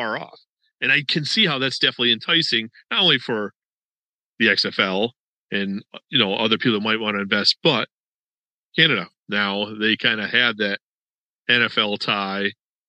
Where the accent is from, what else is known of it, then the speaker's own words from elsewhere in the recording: Rochester, New York, United States; I'm from Western New York originally. I was born and raised in South Rochester